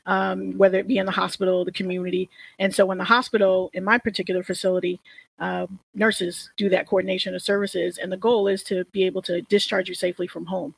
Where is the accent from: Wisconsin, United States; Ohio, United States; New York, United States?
New York, United States; also born or lived in New Orleans; I'm from New York and I speak fast